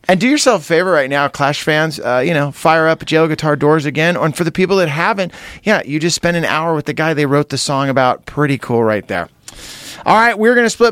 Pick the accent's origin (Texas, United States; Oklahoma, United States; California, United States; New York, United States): California, United States; Santa Cruz; as a kid growing up in Santa Cruz